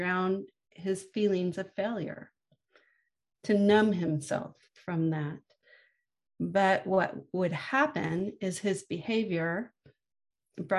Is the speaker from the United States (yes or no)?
yes; San Francisco, California, United States; I was born in San Francisco in the mid-1960s and lived in the Haight-Ashbury district